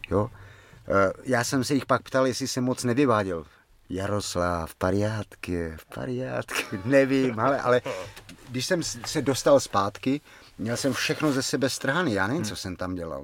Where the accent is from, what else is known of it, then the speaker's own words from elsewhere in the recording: Czechia; z Čech